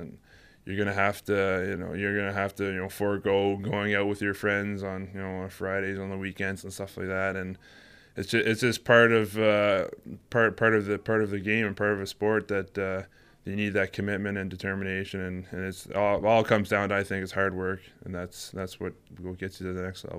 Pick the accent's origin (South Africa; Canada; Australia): Canada; Canada, it's like ice hockey's like football over here. Ever since I think I was probably about 4 or 5, I started ice skating